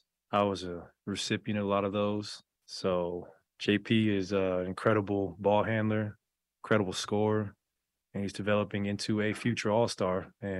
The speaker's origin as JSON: {"language": "English", "town": "Portland", "region": "Oregon", "country": "United States", "tie": "born or raised there", "said": "I fell in love with the game growing up in Portland, so it's going to mean the world to me."}